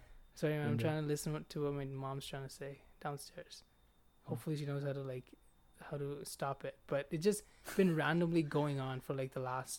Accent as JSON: {"language": "English", "country": "India", "moved": "yes", "lives_now": "Calgary, Canada", "said": "I was born a Hindu, man, but I kind of deviated from it, especially after seeing all the shit in my country."}